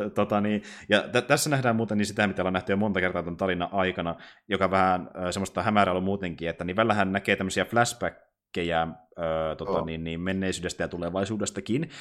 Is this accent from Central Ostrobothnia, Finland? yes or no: yes; Kokkola, Central Ostrobothnia, Finland; now in Jyväskylä, Finland; mä kuitenkin alun perin en ole asunut Jyväskylässä. Mä kuitenkin asunut mm-hmm. niin, suurin osa elämästäni tuolla Kokkolassa